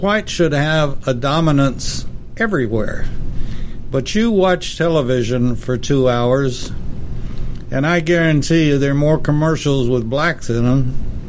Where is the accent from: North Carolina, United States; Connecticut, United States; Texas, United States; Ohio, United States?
Texas, United States; I'm from the South. I'm very proud of it. I'm from Texas, very proud of it.